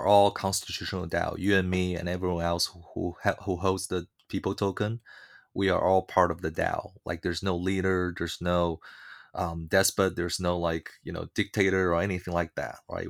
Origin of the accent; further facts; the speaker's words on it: China; moved away; I was born in China and gr-, growing up in China